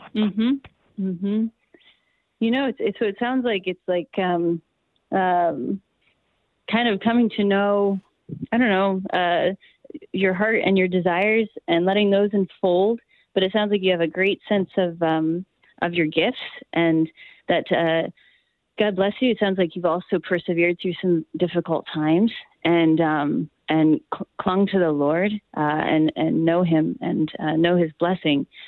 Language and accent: English; Maine, United States; where I grew up in in Maine